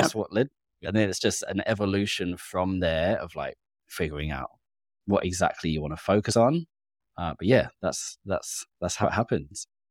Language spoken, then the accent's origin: English; England, United Kingdom; now in Australia; being English, British